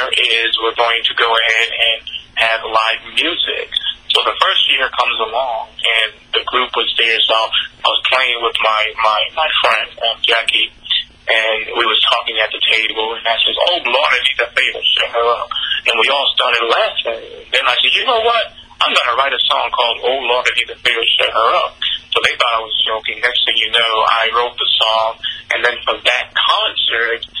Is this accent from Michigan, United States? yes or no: no; Boston, Massachusetts, United States; I grew up in the heart of Boston, grew up in a real, real bad neighborhood, the projects